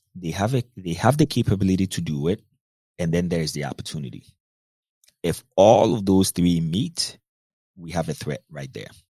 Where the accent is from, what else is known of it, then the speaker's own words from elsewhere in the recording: Ghana; moved away as an adult; also born or lived in North Dakota, United States; I grew up in Ghana, West Africa. Spent a lot of my time in Ghana. Went to the high school, I mean, everything up until high school in Ghana